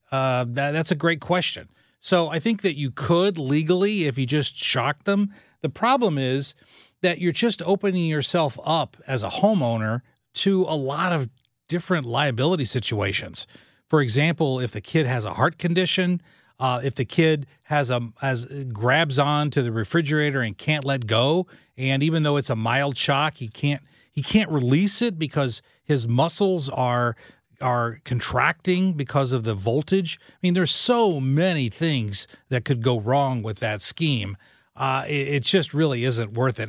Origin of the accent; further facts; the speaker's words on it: Southern Illinois, United States; moved away as an adult; now in St. Louis, United States; when I was a kid growing up in Southern Illinois, my dad was a coal miner